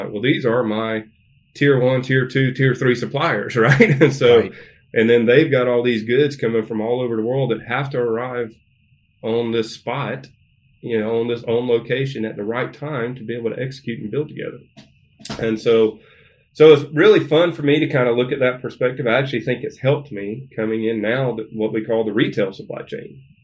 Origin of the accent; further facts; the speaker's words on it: Statesboro, Georgia, United States; moved away as an adult; now in Northwest Arkansas, United States; I'm from Georgia, born and raised, Southeast Georgia, about a little town called Statesboro, Georgia